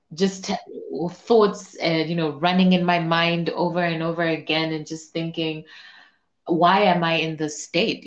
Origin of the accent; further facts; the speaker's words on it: Zambia; I'm from Zambia, so I'm also a very proud African woman.